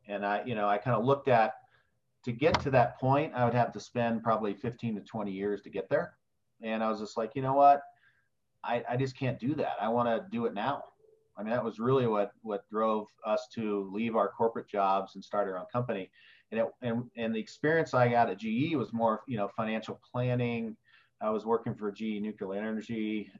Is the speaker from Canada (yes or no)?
no; West Lafayette, Indiana, United States; also born or lived in Wales / Bloomington, Indiana; I grew up in Indiana. My uh, grew up on Purdue University's campus